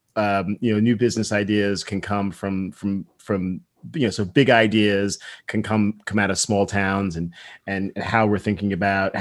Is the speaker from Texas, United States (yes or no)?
no; New Jersey, United States; I'm personally from New Jersey